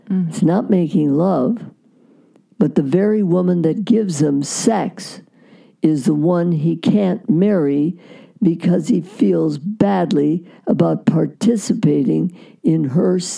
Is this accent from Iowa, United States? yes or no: yes; Iowa, United States; born there; now in California, United States; No, I was born in Iowa. Iowa. Okay, but you went to Cal State. We came out here. We moved out here from mm. Iowa